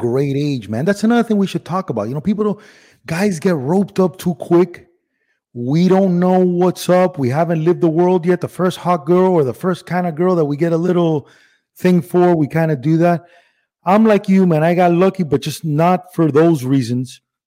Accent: Miami, Florida, United States; accent: regional Miami accent; also born or lived in Cuba / Spain; I was born in Cuba, but my first birthday was in Spain. And then we moved straight to Miami

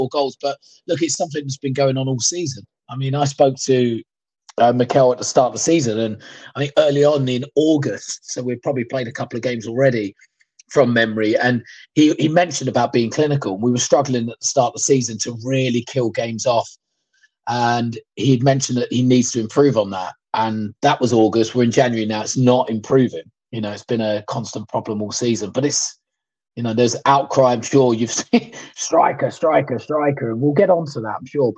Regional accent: United Kingdom; We're British.

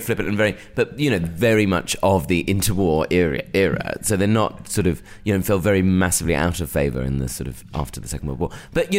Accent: Bromley, London, United Kingdom; also born or lived in Watford; I'm from Bromley.

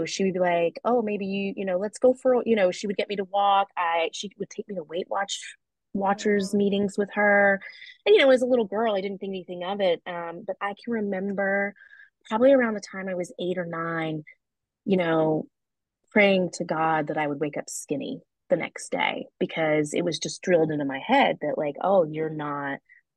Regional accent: the South, United States; I grew up in the South, so we did get spanked

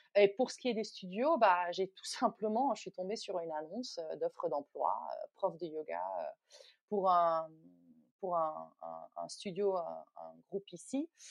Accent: Netherlands; also born or lived in New Delhi, India / Goa, India / United States; now in France; je suis originaire des Pays-Bas

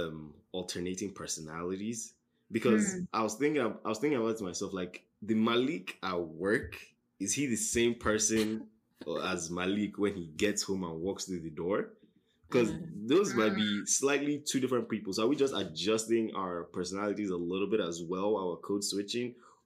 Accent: Nigeria; now in United States; Because if I go back home to Nigeria now for a vacation or whatever, my accent will change depending

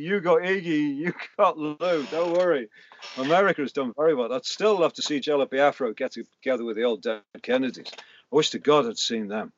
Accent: Liverpool, North West England, United Kingdom; moved away

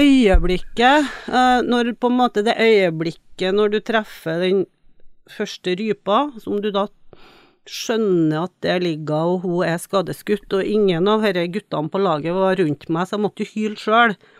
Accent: Trøndelag, Norway; moved away as an adult; also born or lived in Tromsø; jeg kommer jo fra Trøndelag og vokser jo opp i en veldig friluftslivsinteressert

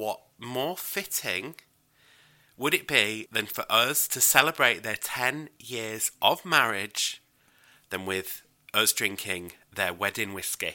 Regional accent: York, Yorkshire and the Humber, United Kingdom; now in Warwickshire, United Kingdom; I'm from York in North Yorkshire. Yeah, but I live in Warwickshire now

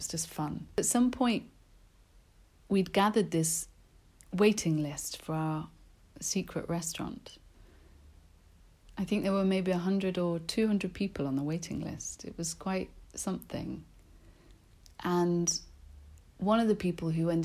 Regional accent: London, United Kingdom; I grew up in South London, which isn't very exotic

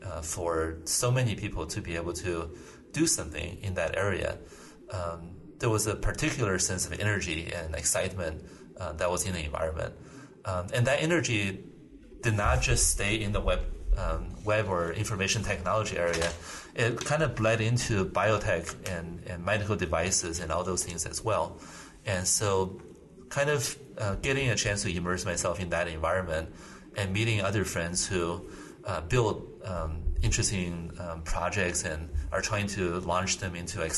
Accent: Iowa, United States; I think I had a very... good group of friends when I was growing up in Iowa.

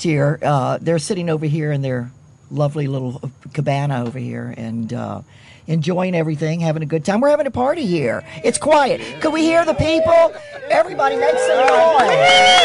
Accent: Key West, Florida, United States; I'm from Key West in the Florida Keys

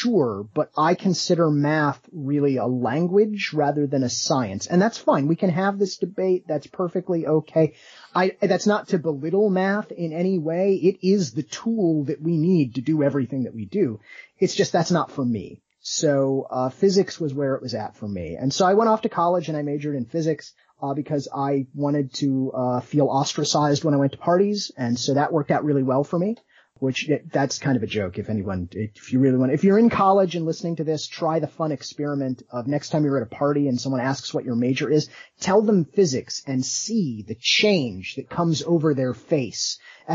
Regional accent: South Bend, Indiana, United States; growing up in South Bend, as you go through the public school system

